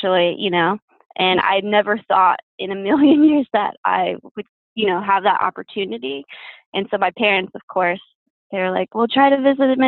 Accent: Downey, California, United States; now in Santa Barbara, United States; I grew up in Downey, which is in LA, and I went there, you know, elementary, middle, and high school

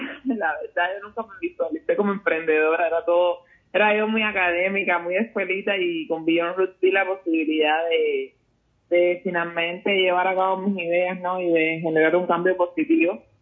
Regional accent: Guanajuato, Mexico; yo soy de Guanajuato y en Guanajuato la cultura afro fundamentalmente las religiones es algo que está muy arraigado, entonces formaba parte de mi día a día.

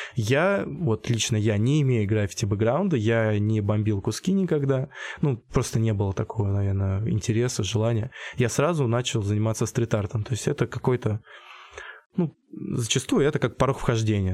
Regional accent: Michurinsk, Tambov Oblast, Russia; moved away as an adult; now in Voronezh, Russia; я из Мичуринска, Тамбовской области

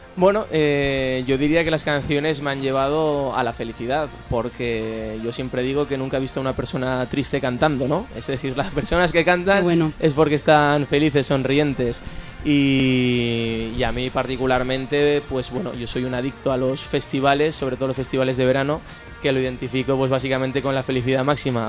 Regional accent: Monzón, Aragon, Spain; en mi pueblo

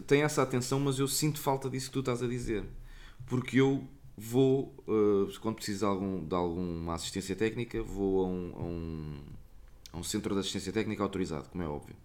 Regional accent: Portugal; não sou de cá, sou português

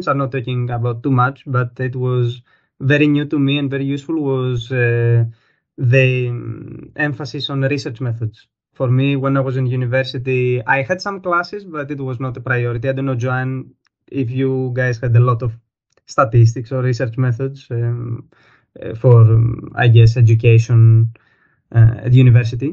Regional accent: Greece; moved away as an adult; now in Germany; I'm from Greece.

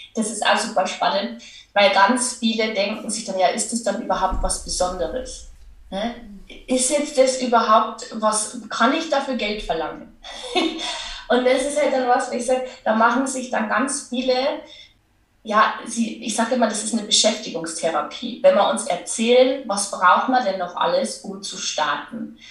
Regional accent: Lower Bavaria, Germany; accent: Bavarian; man hört es ja auch an meinem Dialekt. Ich, ich komme aus Niederbayern

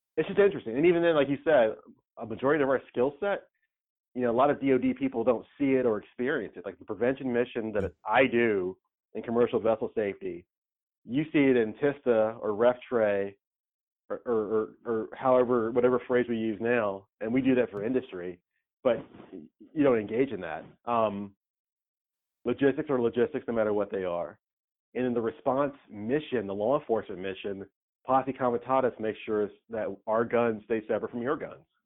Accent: Camden County, Georgia, United States; moved away as an adult; now in New Orleans, United States; There's only two high schools in my hometown

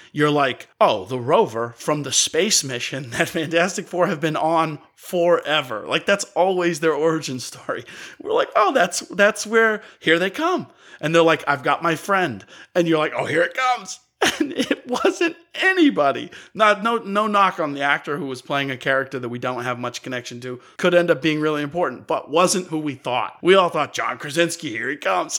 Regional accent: New England, United States; I grew up in New England. I grew up with the Big Dig

